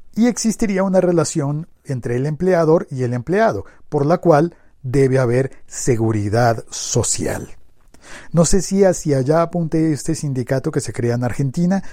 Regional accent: Colombia; en mi país, hablo por mi país

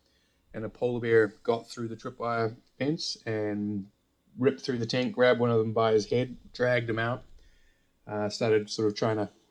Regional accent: New Zealand; moved away; I grew up in New Zealand

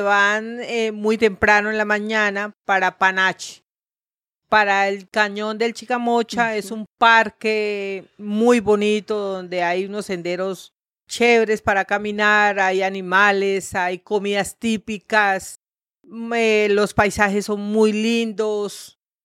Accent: Bucaramanga, Santander, Colombia; moved away as an adult; also born or lived in Santa Marta; yo nací aquí en Bucaramanga, me crié aquí en Bucaramanga

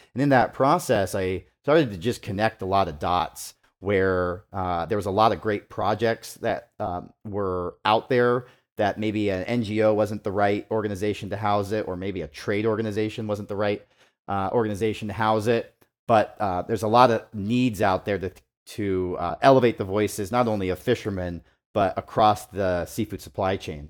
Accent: Homer, Alaska, United States; now in Seattle, United States; Originally from from Homer, grew up

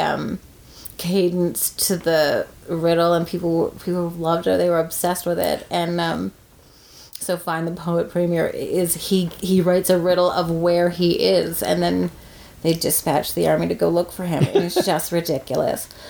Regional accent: Corner Brook, Newfoundland and Labrador, Canada; I'm from Cornerbrook, not St. John's

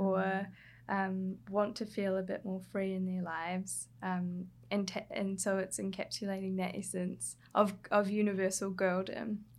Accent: Hawke's Bay, New Zealand; moved away; I grew up in Hawke's Bay in New Zealand, so that's on the coast, east coast, of the North Island

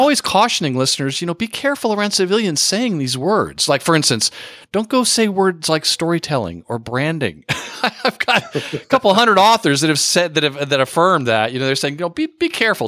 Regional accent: Texas, United States; I went to high school in Texas

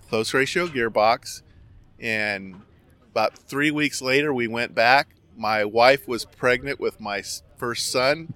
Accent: Garden Grove, California, United States; now in Lake Havasu, United States; you couldn't be asking for a better place to grow up in Orange County. I, I grew up in Garden Grove

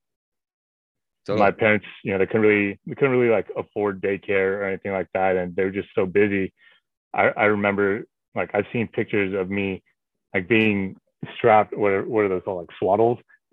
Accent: Anchorage, Alaska, United States; originally born and raised in Anchorage, Alaska

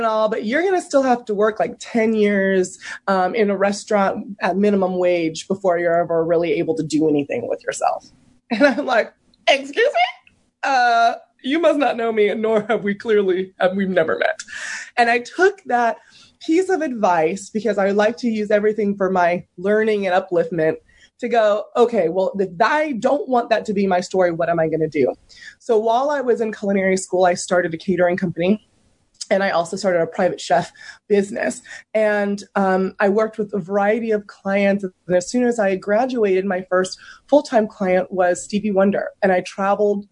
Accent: San Francisco Bay Area, California, United States; I grew up in the San Francisco Bay Area

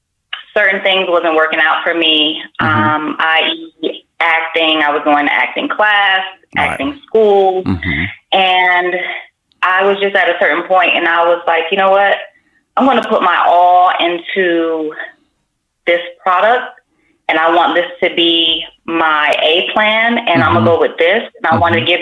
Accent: Miami, Florida, United States; also born or lived in Las Vegas; now in California, United States; Las Vegas, and I am from Miami.

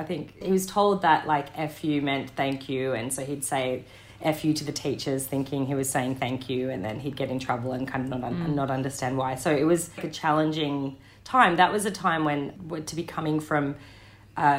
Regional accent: Glossodia, New South Wales, Australia; also born or lived in Windsor, New South Wales / Hawkesbury; I grew up in Western Sydney. I was born in Windsor, and I grew up on Darug country in a place called Glossodia.

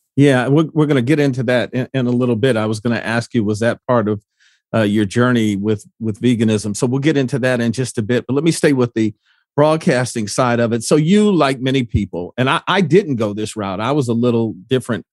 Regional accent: Detroit, Michigan, United States; when I grew up in Detroit

